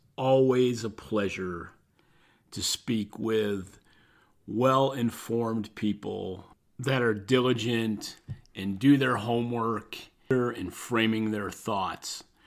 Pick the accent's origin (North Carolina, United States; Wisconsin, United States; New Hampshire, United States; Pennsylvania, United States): North Carolina, United States; my home state of North Carolina, not too far from where I am sitting recording this